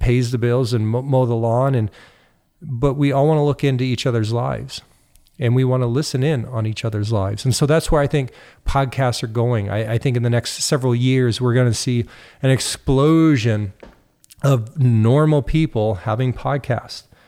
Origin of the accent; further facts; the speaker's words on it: United States; now in Canada; even though I live in Canada, I'm also an American.